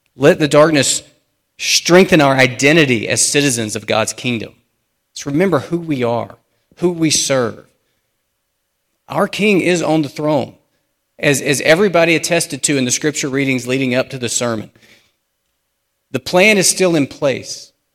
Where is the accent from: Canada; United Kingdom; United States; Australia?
United States; as American Christians